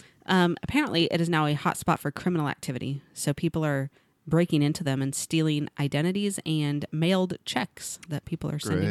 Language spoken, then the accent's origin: English; Missouri, United States; I grew up in Missouri, and we had...